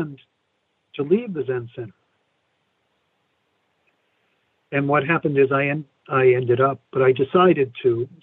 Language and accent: English; New York, United States; moved away; also born or lived in San Francisco; I grew up in New York